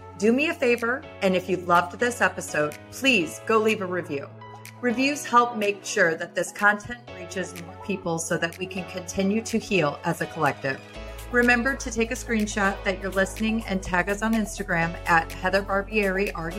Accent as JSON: {"language": "English", "region": "Midwest", "country": "United States", "lives_now": "California, United States", "said": "I am from the Midwest, but I reside here in Southern California."}